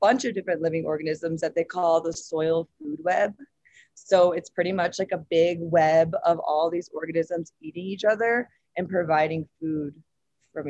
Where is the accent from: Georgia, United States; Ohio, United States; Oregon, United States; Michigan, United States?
Michigan, United States; suburbs of Detroit; moved away as an adult; now in Boulder, United States; I'm originally from Michigan, suburbs of Detroit. I moved out here to Boulder about 9 years ago to go to CU Boulder.